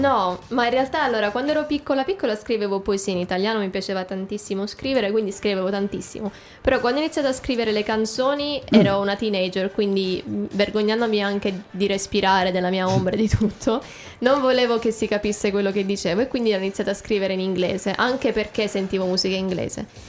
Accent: Italy; accent: Italian; also born or lived in America; now in England; mio accento italiano

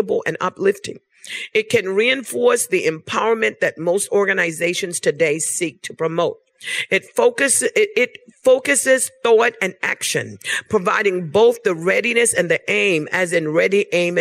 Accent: Bermuda; now in United States; I was born in Bermuda. I've been living in the United States of America for about 30 years. But I was born in Bermuda.

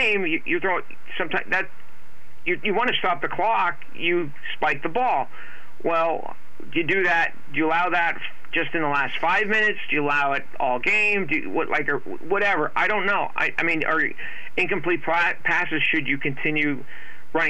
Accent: Hazleton, Pennsylvania, United States; now in Reading, United States; Hazleton, my hometown

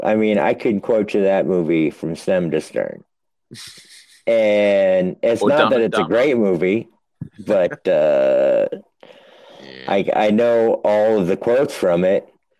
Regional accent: New Hampshire, United States; now in Virginia, United States; I live in Virginia, and I am from New Hampshire.

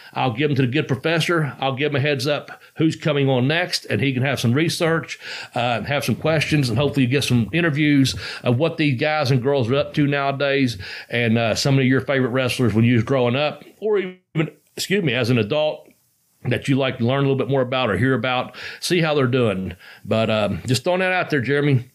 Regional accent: Ashland, Kentucky, United States; it's in my hometown

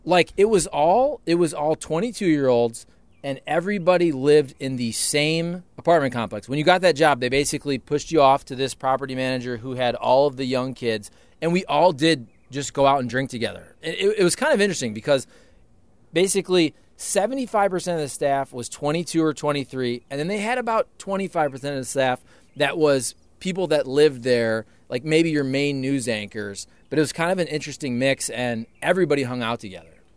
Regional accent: Toledo, Ohio, United States; moved away; I'm from Toledo, Ohio

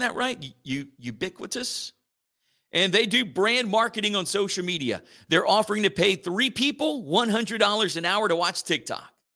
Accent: Church Point, Louisiana, United States; my hometown of Church Point

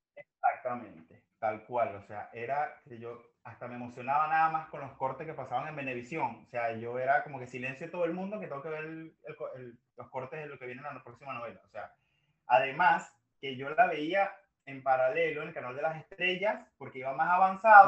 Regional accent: Maracay, Aragua, Venezuela; soy de Maracay, pero Valencia está a pocos minutos de Maracay

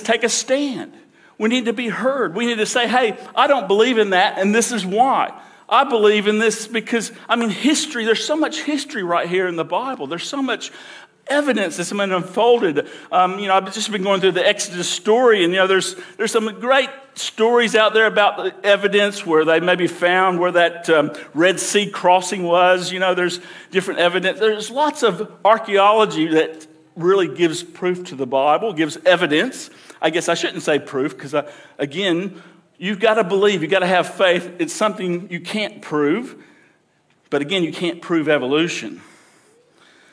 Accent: Alabama, United States; I grew up in Alabama.

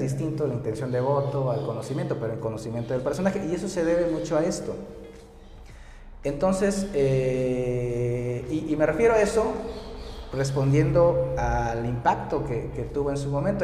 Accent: Oaxaca, Mexico; soy de aquí de Oaxaca, de aquí de la, capital oaxaqueña, estudié ciencias

